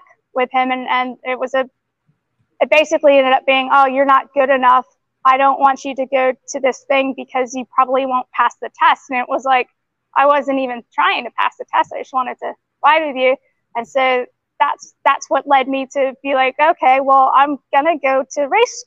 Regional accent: Atlanta, Georgia, United States; moved away as an adult; now in New Zealand; I grew up in Atlanta

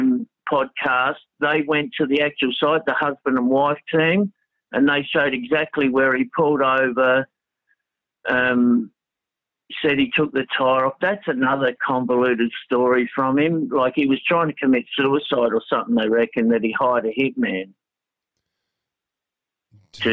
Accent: Australia; I'm from Australia

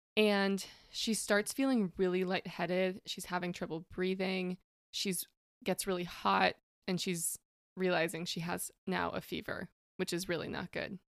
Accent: West Coast, United States; moved away as an adult; now in Indianapolis, United States; not from Indy, I'm from the West Coast

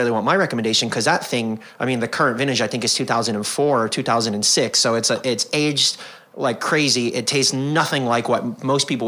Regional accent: Toronto, Ontario, Canada; also born or lived in Chicago / Fort Worth / Anaheim; now in Washington, D.C., United States; Uh, by the time I was eight, I lived in Fort Worth, Texas, Anaheim, or as I like to call it, the People's Republic of Disney, outside of LA, um, and then uh, Toronto, Canada, where I grew up

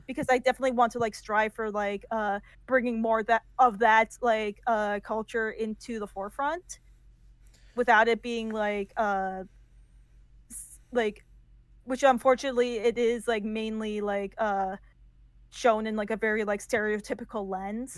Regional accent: United States; first language English; I only had to like learn uh English because I was born in America and I was a first generation uh, Iranian American

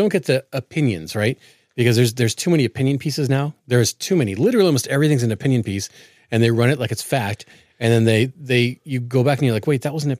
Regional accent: Portland, Oregon, United States; I grew up in Portland, and I hate watching my city burn.

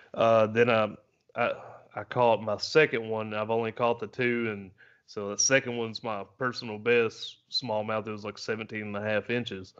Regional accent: the South, United States; I'm I'm from the South

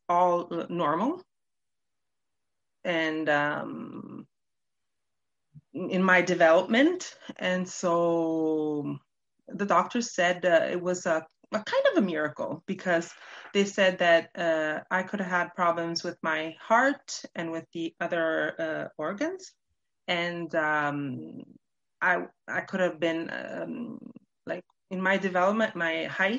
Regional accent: Canada; also born or lived in Toronto; now in Italy; I was born in Canada

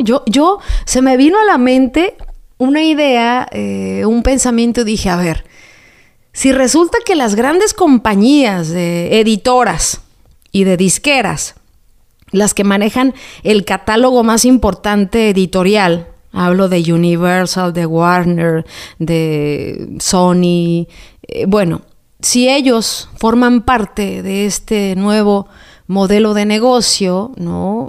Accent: Jalisco, Mexico; moved away; Anduve en, mi tierra, Jalisco

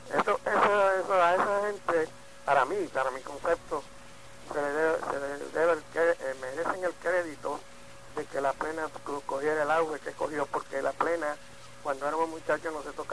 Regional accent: Mayagüez, Puerto Rico; moved away; also born or lived in Añasco / New York; yo nací en un pueblo que queda cerca de Mayagüez, en un pueblo que se llama Ñasco, pero a la edad de apenas cuando contaba un año, mis padres se trasladaron a Mayagüez y me crié en Mayagüez, y estudié en Mayagüez

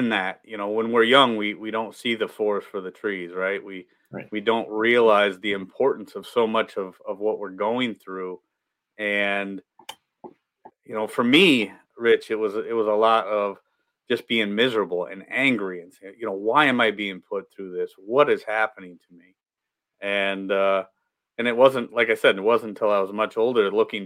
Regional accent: Midwest, United States; We grew up in the Midwest, grew up poor, working class parents

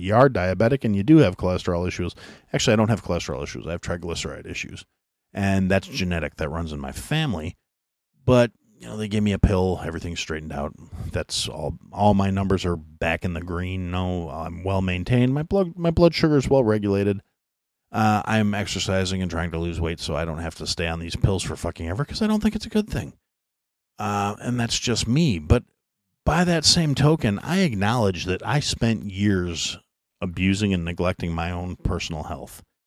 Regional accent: United States; an American who was born in the United States and raised under that concept

